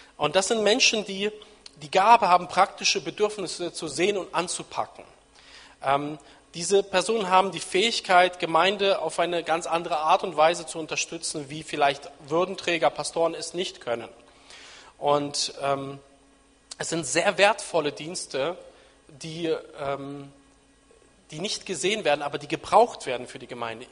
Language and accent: German; Nienburg, Lower Saxony, Germany; ich bin in Nienburg an der Weser aufgewachsen, in Niedersachsen, da bin ich aufgewachsen, sozialisiert